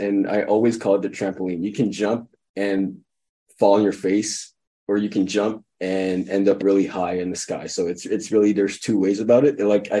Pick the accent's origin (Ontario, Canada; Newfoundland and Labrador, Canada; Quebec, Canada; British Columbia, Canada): Quebec, Canada; Montreal; I'm from Montreal. I'm Canadian